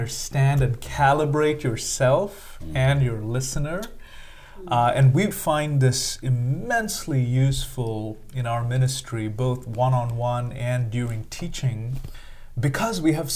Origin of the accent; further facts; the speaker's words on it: India; moved away as an adult; I'm from India. I'm an Indian, grew up for the first 22 years of my life in India, came here as a graduate student, and I've been here for the last 15 years.